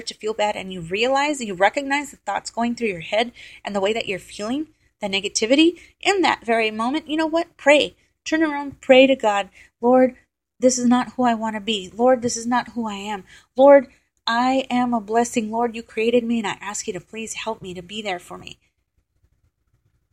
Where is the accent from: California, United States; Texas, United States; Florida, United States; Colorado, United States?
Texas, United States; I was from Texas